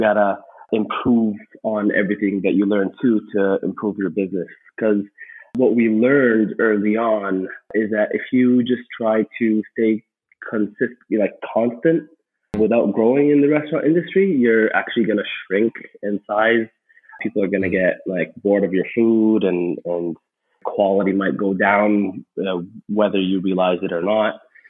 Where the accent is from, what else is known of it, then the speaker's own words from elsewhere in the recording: Egypt; moved away as an adult; now in Canada; So I came to Canada from Egypt back in 2011. We were already Canadian citizens at that point, but I came with my brother to kind of start our careers here.